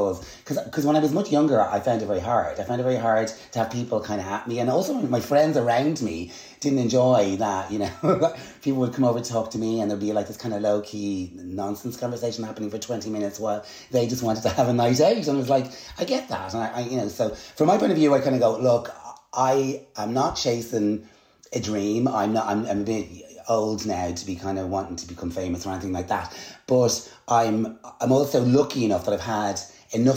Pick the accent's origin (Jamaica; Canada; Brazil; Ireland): Ireland; Dublin, Leinster; accent: Dublin; also born or lived in United States / London; my brother and I were losing our lovely American accent and we were developing Dublin accents.